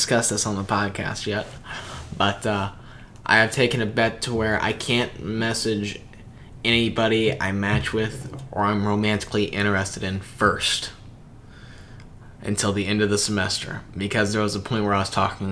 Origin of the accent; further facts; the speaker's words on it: Carbondale, Illinois, United States; accent: southern; now in Springfield, United States; I'm from Carbondale